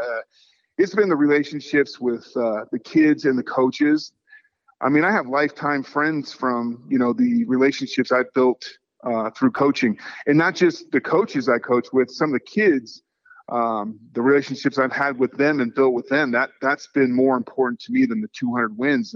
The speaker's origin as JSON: {"language": "English", "area": "the Bay Area", "region": "California", "country": "United States", "tie": "born or raised there", "moved": "as an adult", "lives_now": "Nevada, United States", "said": "I grew up in the Bay Area and, you know, watching the Oakland Raiders back in the day. And now, you know, being a resident of Nevada for, you know, 30 years"}